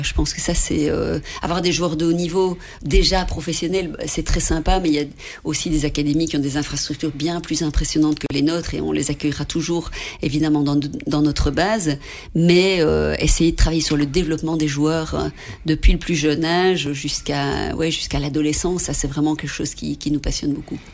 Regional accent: Belgium; pour nous, en tant que Belges, là-bas

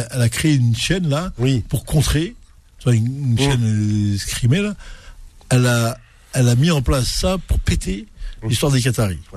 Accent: Paris, Île-de-France, France; Bah, parce que Marseille, ça fait rêver que nous là parce qu'on est de Paris, on est, en, on est en France, et on pense

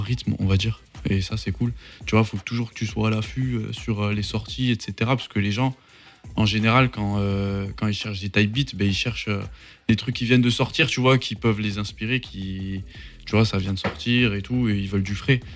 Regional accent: Mont-de-Marsan, Nouvelle-Aquitaine, France; je suis pas de Paris, tu vois, je suis, euh, je suis de Mont-de-Marsan

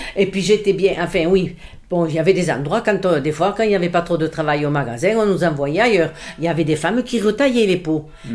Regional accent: Montolieu, Occitania, France; born or raised there; also born or lived in Béziers / Vendres

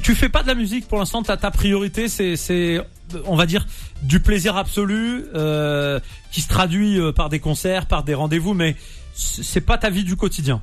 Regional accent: Nantes, Pays de la Loire, France; je suis nantais

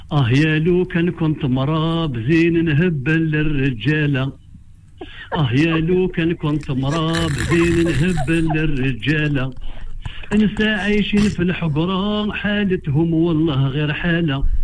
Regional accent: Algiers, Algiers Province, Algeria; moved away; moi, je viens d'Alger

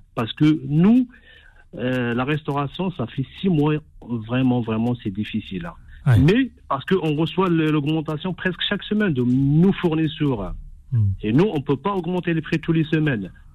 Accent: Morocco; je suis marocain

